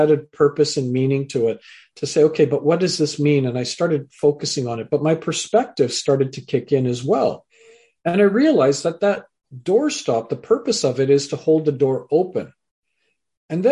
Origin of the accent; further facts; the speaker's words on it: Canada; also born or lived in England; I was born in England, raised in Canada